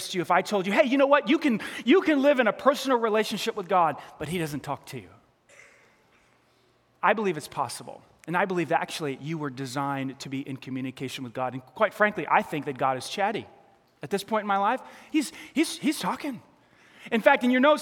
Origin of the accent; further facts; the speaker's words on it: New York, United States; accent: New York; My New York accent.